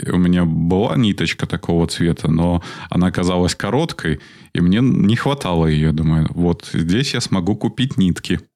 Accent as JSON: {"language": "Russian", "country": "Belarus", "said": "мы, белорусы"}